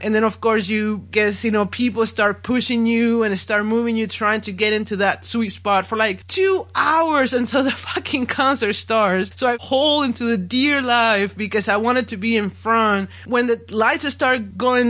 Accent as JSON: {"language": "English", "town": "Monterrey", "region": "Nuevo León", "country": "Mexico", "tie": "born or raised there", "moved": "as an adult", "said": "my hometown, Monterrey"}